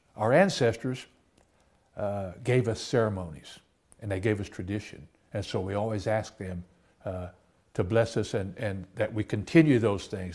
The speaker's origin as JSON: {"language": "English", "region": "Oklahoma", "country": "United States", "tie": "born or raised there"}